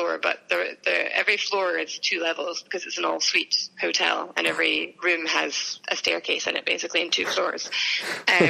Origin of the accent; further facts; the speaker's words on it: Edinburgh, Scotland, United Kingdom; also born or lived in Dubai; I'm from Edinburgh